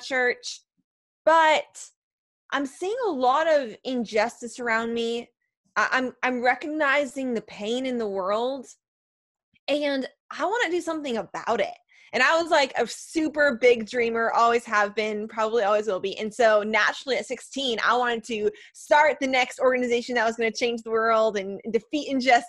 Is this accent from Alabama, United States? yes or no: no; Chicago, Illinois, United States; I'm a Chicagoan.